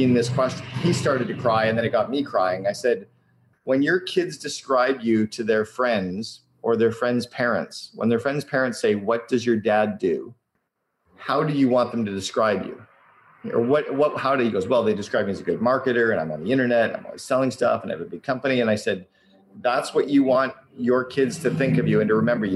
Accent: Canada; now in Vancouver, Canada; I'm Canadian

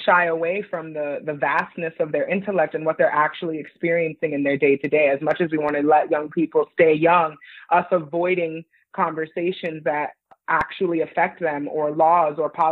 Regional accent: New York City, New York, United States; moved away as an adult; also born or lived in United Kingdom; now in New York City, United States; I was born in New York City

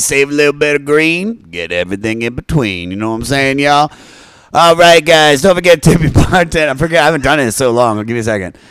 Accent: Washington, D.C. area in Maryland, United States; also born or lived in Baltimore, Maryland; I grew up in the Washington, D C area in Maryland, and then I moved to Baltimore, like, halfway through my life

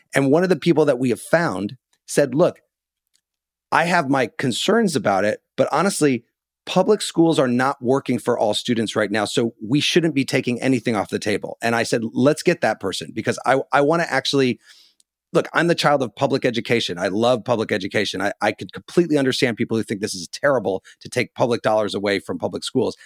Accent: Illinois, United States; I grew up in Illinois

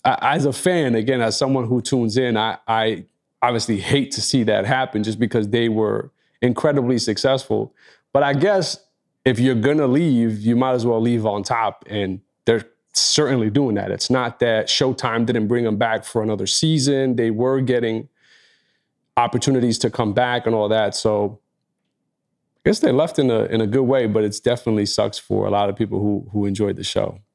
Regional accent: New York, United States; as a New Yorker

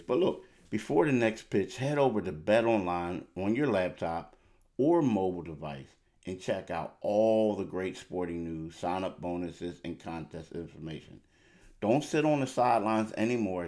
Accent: Philadelphia, Pennsylvania, United States; also born or lived in Myrtle Beach; I'm a Philadelphian

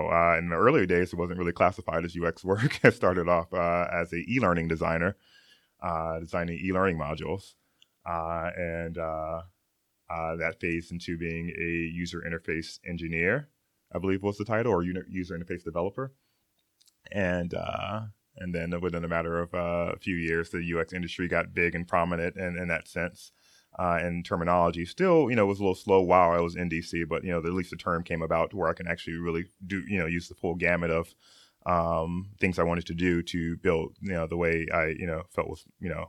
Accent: Okinawa, Japan; moved away; also born or lived in Gary, Indiana, United States / North Carolina, United States; I was born in Gary, Indiana. Yeah. Woohoo! And when I was 5 years old, my family moved to Japan, which I spent the majority of our time, particularly Okinawa, Japan.

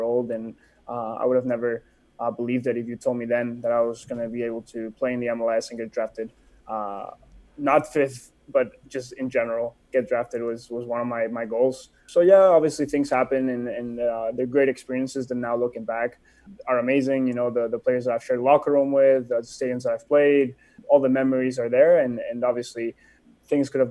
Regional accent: Barcelona, Catalonia, Spain; moved away as an adult; also born or lived in Mexico / Sitges; now in Phoenix, United States; I was born in Barcelona, moved to Mexico until I was 3

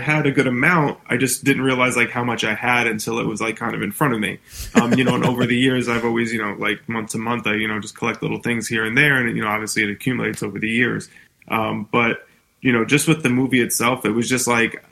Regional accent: New York City, New York, United States; being from New York City, you know, growing up in Staten Island

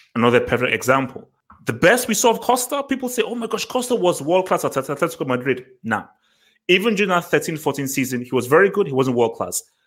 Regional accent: Nigeria; I'm a Nigerian. We are brought up to respect our, el- our, our elders

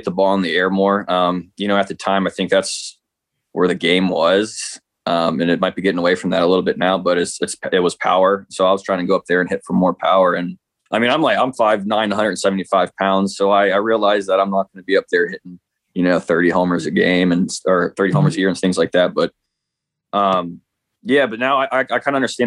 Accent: Midwest, United States; I'm from the Midwest

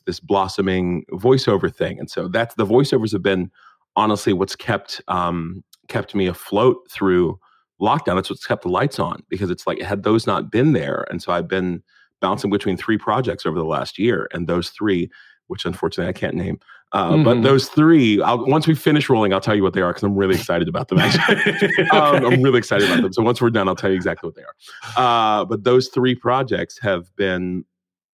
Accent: Morgantown, West Virginia, United States; growing up in West Virginia as a black kid

